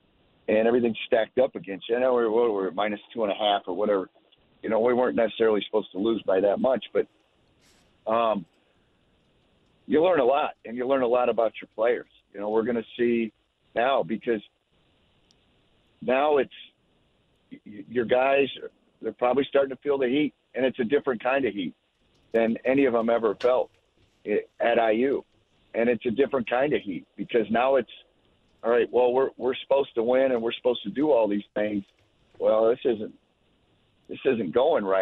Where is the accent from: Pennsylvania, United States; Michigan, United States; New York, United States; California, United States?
Michigan, United States; Clarkston; Fletcher Lawyer actually is from my hometown. My dad coached him and his brother.